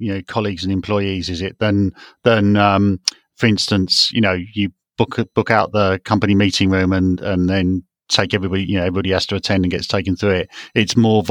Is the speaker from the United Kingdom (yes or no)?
yes; United Kingdom; we're British